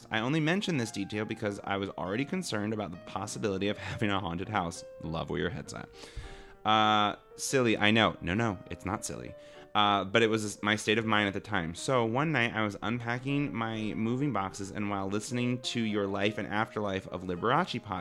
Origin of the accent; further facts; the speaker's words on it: Alabama, United States; I am also from Alabama